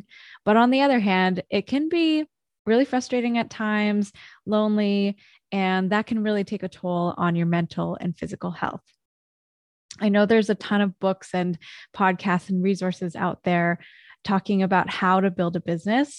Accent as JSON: {"language": "English", "town": "Vancouver", "region": "British Columbia", "country": "Canada", "tie": "born or raised there", "said": "I grew up in Vancouver"}